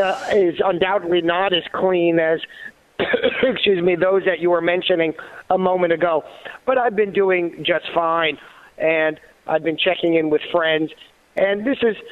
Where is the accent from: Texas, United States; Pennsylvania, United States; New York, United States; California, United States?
New York, United States; moved away; born in New York, I guess I still can call myself a New Yorker